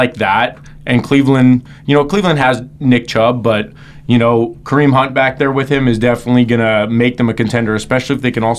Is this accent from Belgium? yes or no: no; Winnipeg, Manitoba, Canada; A-Rod's actually going to be going to my hometown in Winnipeg